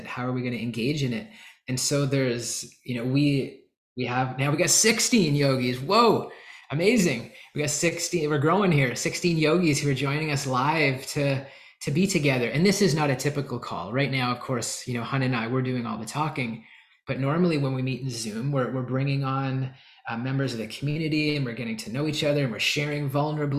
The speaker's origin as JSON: {"language": "English", "country": "Canada", "said": "I'm from Canada."}